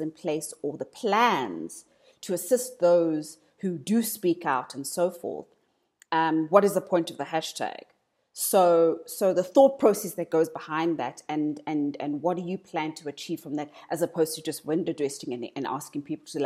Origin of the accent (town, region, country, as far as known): South Africa